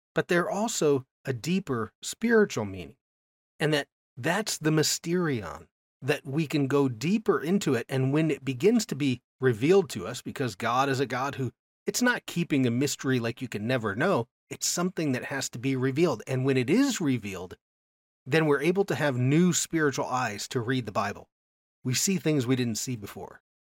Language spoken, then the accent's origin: English; United States; I grew up in America